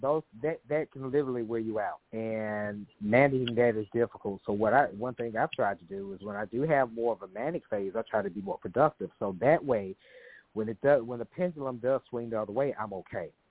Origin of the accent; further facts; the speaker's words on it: Memphis, Tennessee, United States; moved away as an adult; now in Dallas, United States; I'm originally from Memphis. I uh, lived there the first 30 years of my life